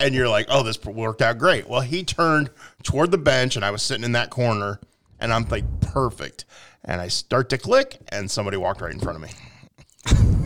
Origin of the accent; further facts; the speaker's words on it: Quincy, Illinois, United States; I grew up here in Quincy